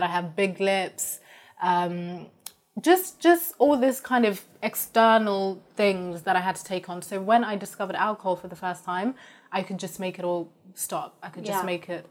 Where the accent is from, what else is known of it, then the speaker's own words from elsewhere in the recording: Zimbabwe; moved away; also born or lived in Kent, England; I'm from Zimbabwe